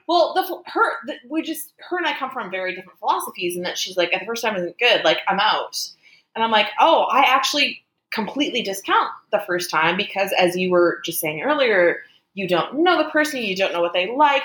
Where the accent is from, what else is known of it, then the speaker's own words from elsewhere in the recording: Canada; I'm Canadian